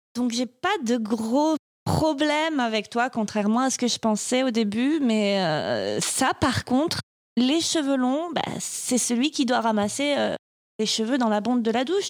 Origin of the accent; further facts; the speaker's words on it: France; je suis française